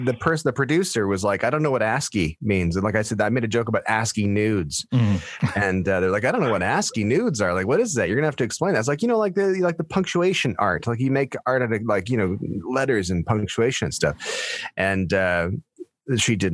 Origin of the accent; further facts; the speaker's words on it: Stratford, Ontario, Canada; I was born and raised in Stratford